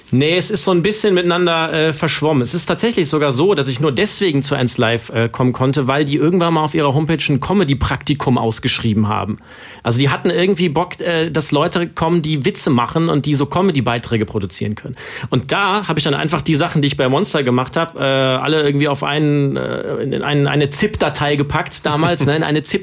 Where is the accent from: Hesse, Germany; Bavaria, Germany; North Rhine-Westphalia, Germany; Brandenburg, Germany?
North Rhine-Westphalia, Germany; Cologne; Ich habe euch heute mitgenommen in meine Heimatstadt Köln.